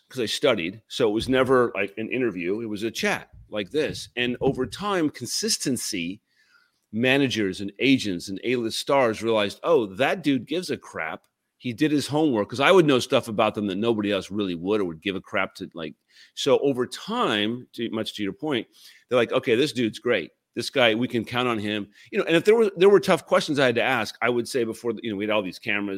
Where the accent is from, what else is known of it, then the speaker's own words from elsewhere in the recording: Puyallup, Washington, United States; moved away; I grew up in Puyallup